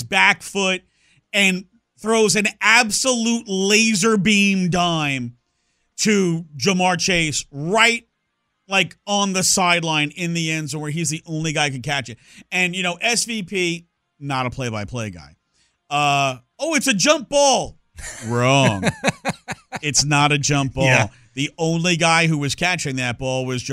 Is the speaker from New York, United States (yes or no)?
yes; Bellmore, New York, United States; also born or lived in Brooklyn, New York; now in Houston, United States; where I grew up after we moved down from Brooklyn out to Long Island when I was a kid. I grew up in Belmore